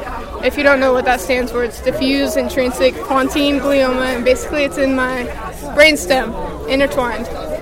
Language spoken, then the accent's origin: English; Encinitas, California, United States; And where am I from? I'm from Encinitas, California.